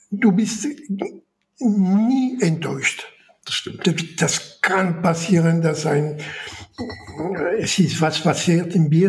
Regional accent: France; German is a second language; Und ich muss mal sehen, wie ich als Franzose meinen Reisepass verlängern kann.

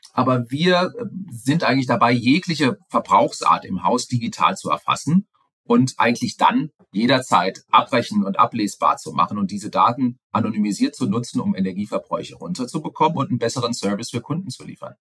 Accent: Frankfurt, Hesse, Germany; ich komme aus Frankfurt ursprünglich, äh, war viel unterwegs in der Welt, das auch sehr, sehr gerne, bin aber jetzt wieder doch im Frankfurter Raum

